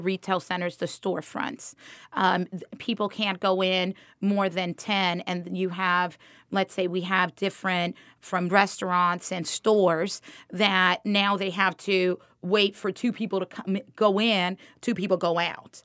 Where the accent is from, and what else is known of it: Miami, Florida, United States; born or raised there; moved away as an adult; also born or lived in Dominican Republic; now in Georgia, United States